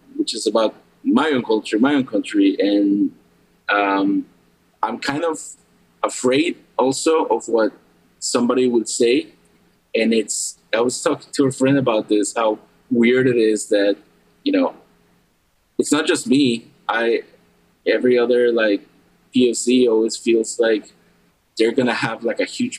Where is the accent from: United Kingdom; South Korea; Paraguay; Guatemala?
Guatemala; moved away; also born or lived in Maryland; When I grew up in Guatemala